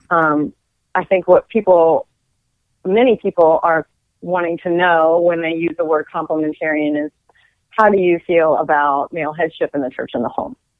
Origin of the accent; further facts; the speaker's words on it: Frederick, Maryland, United States; I'm from Frederick, Maryland.